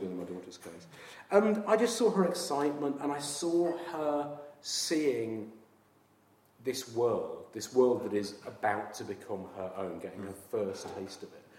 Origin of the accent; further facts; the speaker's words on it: Yorkshire and the Humber, United Kingdom; also born or lived in Sunderland; now in Brighton, United Kingdom; I grew up in Yorkshire in the sort of 70s and early 80s.